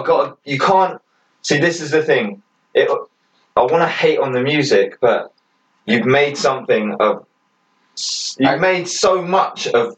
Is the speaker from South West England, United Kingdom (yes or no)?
no; Southampton, South East England, United Kingdom; we come from Southampton.